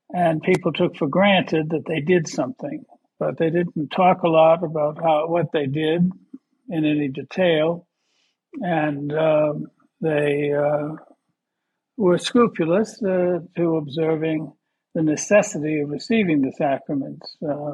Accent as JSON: {"language": "English", "town": "Boston", "region": "Massachusetts", "country": "United States", "tie": "born there", "also_born_or_lived": "East Coast", "moved": "as an adult", "said": "And I was born in Boston, but I lived along the East Coast in various places for most of my life."}